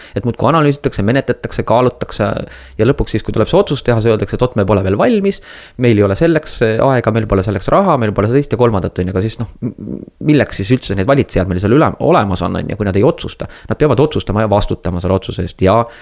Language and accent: Estonian; Estonia; oleme ikka eestlased